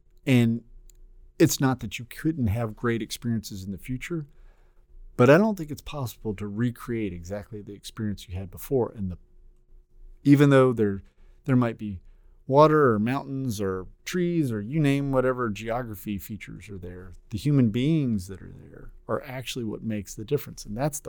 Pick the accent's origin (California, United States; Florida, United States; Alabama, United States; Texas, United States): Texas, United States; also born or lived in Oklahoma; I am from Texas.